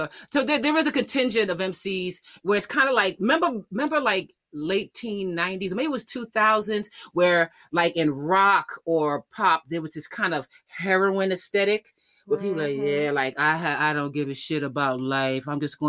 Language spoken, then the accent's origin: English; Yonkers, New York, United States; also born or lived in Bronx; I was raised up in Yonkers, right? And so when people's like, I consider myself a New Yorker, right?